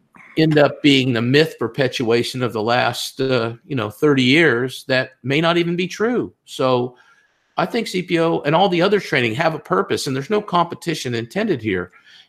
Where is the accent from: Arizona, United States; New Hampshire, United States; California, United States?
California, United States; also born or lived in Texas; Oh, but yeah, I'm from California, so I'm confused. But I have lived in Texas most of my life.